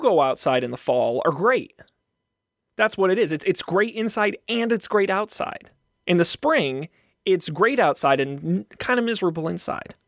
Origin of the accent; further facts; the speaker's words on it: Massachusetts, United States; I'm from Massachusetts